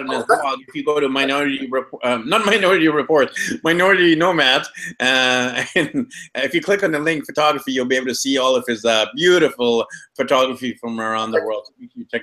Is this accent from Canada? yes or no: yes; Canada; I'm of Indian descent, born in Canada